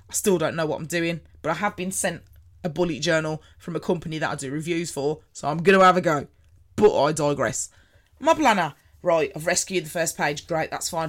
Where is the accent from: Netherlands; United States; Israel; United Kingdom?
United Kingdom; Birmingham, West Midlands; I'm from Birmingham. If you hadn't already noticed by the accents